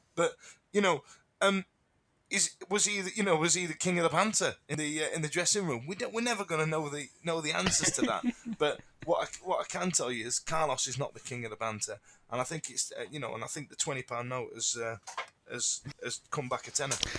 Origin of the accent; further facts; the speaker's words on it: Yorkshire and the Humber, United Kingdom; born in Thatcher's Britain in the eighties, growing up in South Yorkshire